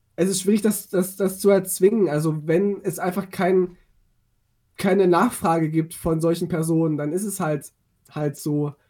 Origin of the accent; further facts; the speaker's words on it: eastern Germany, East Germany, Germany; ich komme ja auch aus Meusten so, und bin auf dem Dorf groß geworden.